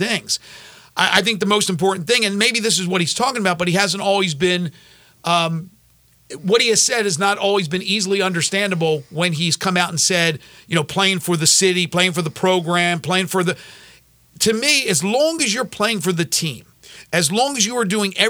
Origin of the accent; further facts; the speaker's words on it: Cheyenne, Wyoming, United States; now in Memphis, United States; I'm from Cheyenne, Wyoming